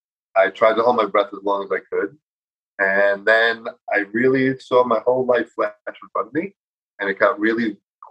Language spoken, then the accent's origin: English; New York City, New York, United States; I grew up in New York City on 85th and 3rd in the Jefferson Building